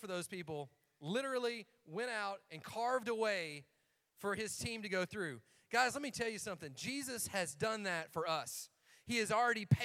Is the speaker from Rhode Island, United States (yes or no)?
no; Algood or Cookeville, Tennessee, United States; we're from Allgood or Cookville